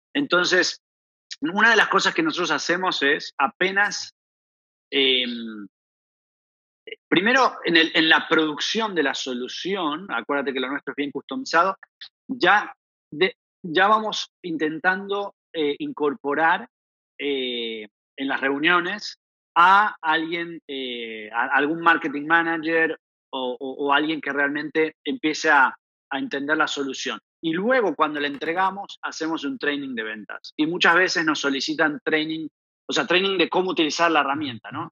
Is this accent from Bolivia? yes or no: no; Argentina; accent: Argentine; moved away as an adult; also born or lived in Barcelona / Panama; efectivamente soy argentino, lo dice mi acento. Em, llevo más o menos 15 años fuera de, Argentina